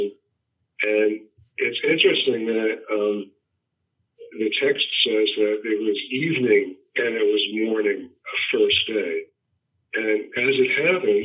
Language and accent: English; New York, United States; I'm from New York, born and raised.